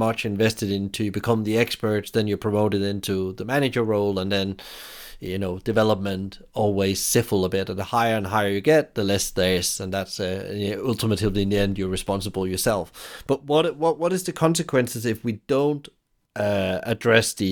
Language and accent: English; Denmark; my background is, I'm from Denmark